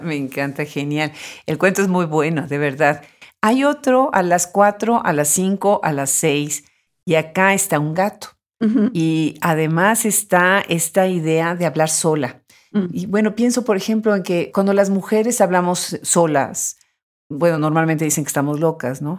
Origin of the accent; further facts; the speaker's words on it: Mexico; yo soy de origen mexicano